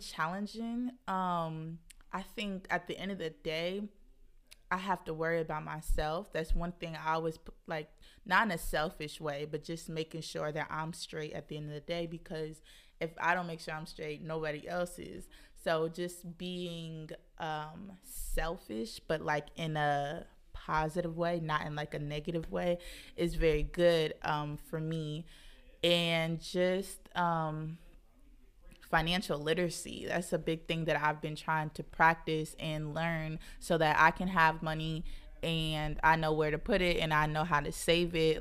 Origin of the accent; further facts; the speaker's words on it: Kansas City, Missouri, United States; moved away as an adult; also born or lived in St. Louis, Missouri; now in Brooklyn, United States; I'm from Kansas City, moved here to Brooklyn in August